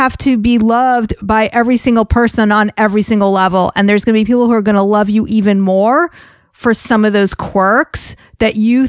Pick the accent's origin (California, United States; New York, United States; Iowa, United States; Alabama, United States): New York, United States; I'm a fast talker. I'm like a New Yorker. I'm a fast talker. I talk fast.